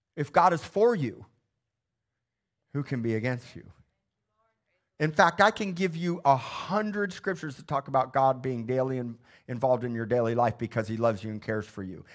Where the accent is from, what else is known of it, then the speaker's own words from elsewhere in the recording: Missouri, United States; moved away; my hometown of Missouri